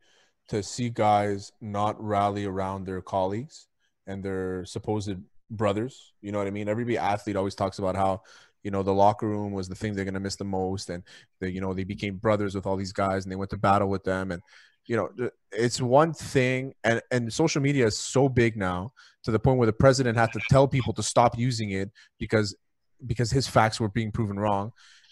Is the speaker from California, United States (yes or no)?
no; New York City, New York, United States; these are things that I've had to deal with my entire life growing up in New York City.